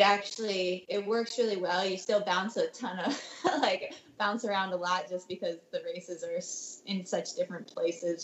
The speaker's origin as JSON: {"language": "English", "region": "Maryland", "country": "United States", "tie": "born or raised there", "moved": "yes", "lives_now": "Santa Cruz, United States", "said": "back home to where I grew up in Maryland"}